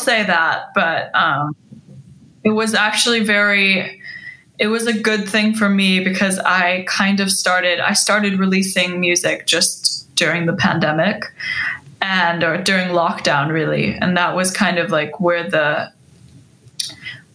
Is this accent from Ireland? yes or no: no; Iceland; now in Los Angeles, United States; I was born and raised in Iceland.